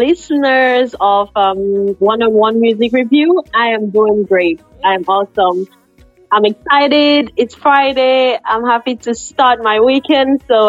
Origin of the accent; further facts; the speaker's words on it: Yaoundé, Centre, Cameroon; also born or lived in Douala, Cameroon; now in Dominica; I was born in Cameroon. I actually grew up in Cameroon. I am from the south of the country. And although I was born in a different city, Douala, I lived in Yaoundé for a long time.